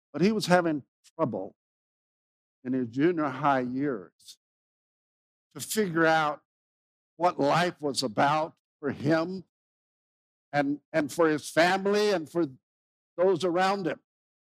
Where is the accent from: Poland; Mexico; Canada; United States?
Mexico; moved away; I grew up in Mexico. My parents were missionaries there. So I've been speaking Spanish all my life that I can remember because I was just 2.5, 3 years old when we went there.